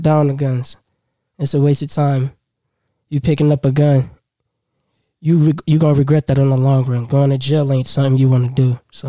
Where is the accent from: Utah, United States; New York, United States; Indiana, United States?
New York, United States; Buffalo; I grew up on the east side of Buffalo.